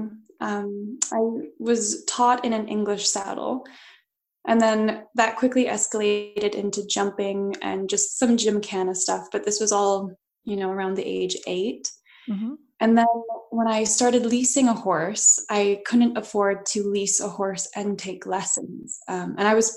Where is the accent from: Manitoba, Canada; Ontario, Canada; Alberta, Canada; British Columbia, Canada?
Alberta, Canada; Edmonton; So I grew up in Edmonton, Alberta, and then now I just live outside of Edmonton